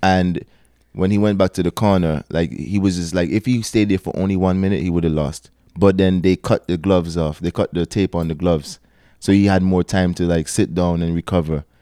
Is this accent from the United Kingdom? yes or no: no; Antigua & Barbuda; moved away as an adult; now in Toronto, Canada; I'm from Antigua, small country